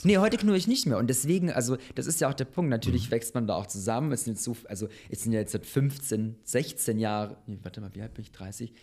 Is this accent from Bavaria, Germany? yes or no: yes; Munich, Bavaria, Germany; moved away as an adult; also born or lived in Bosnia; now in Berlin, Germany; Ich bin in äh, München geboren.